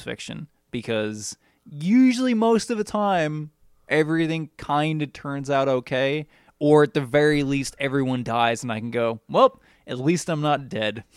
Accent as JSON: {"language": "English", "country": "United States", "said": "as an American"}